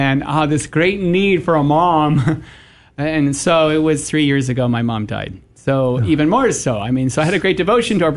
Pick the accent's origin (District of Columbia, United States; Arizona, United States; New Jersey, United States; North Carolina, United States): New Jersey, United States; moved away as an adult; also born or lived in Maine; I was from New Jersey, went up to Maine